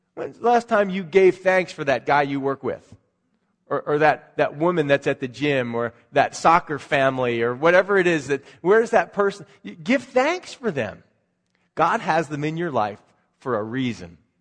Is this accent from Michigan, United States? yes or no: no; Philadelphia, Pennsylvania, United States; moved away; That's where I grew up in Philadelphia